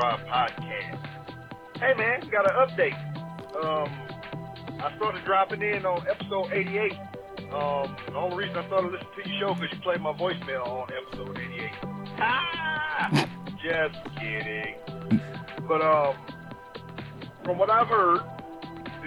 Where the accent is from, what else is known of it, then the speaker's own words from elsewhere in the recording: United States; I'm American